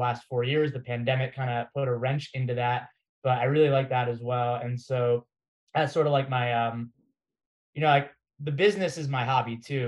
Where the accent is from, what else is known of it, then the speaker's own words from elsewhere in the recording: Florida, United States; moved away as an adult; also born or lived in Massachusetts / New York City; I was born in Massachusetts. I grew up in Florida